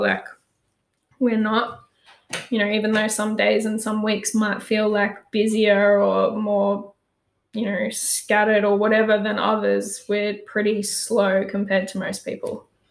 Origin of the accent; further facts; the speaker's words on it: Pomona, Queensland, Australia; i grew up on the sunshine coast in queensland um, moved through a few different towns growing up, but um, ended up in a little town called Pomona